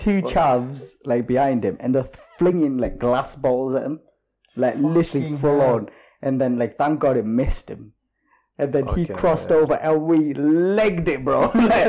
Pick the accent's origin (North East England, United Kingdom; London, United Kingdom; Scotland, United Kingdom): North East England, United Kingdom; Sunderland; growing up in Sunderland